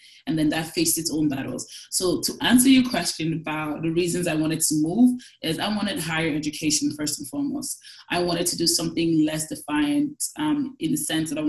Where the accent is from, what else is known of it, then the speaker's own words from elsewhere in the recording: Nigeria; moved away as an adult; now in Canada; I really love to say and let everyone know that I'm proudly Nigerian